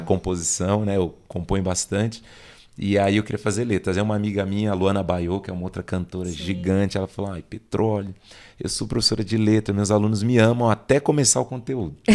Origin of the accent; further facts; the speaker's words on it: Embu das Artes, São Paulo, Brazil; also born or lived in Saúde, São Paulo; eu só nasci lá, mas eu já vim para Embu das Artes. Ah, eu moro na zona leste de Embu das Artes